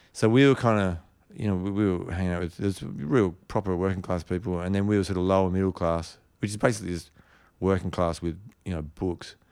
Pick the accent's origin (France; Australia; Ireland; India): Australia; Perth, Western Australia; also born or lived in Port Hedland, Australia / London, United Kingdom; I came back and started school in Perth